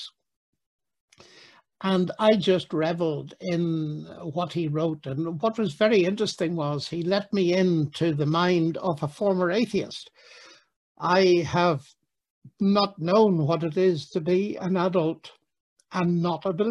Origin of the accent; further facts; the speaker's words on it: Northern Ireland, United Kingdom; in Northern Ireland, my home country